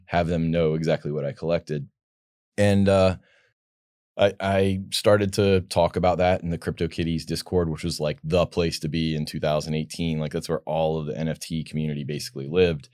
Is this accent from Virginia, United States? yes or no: yes; Virginia, United States; I'm from Virginia originally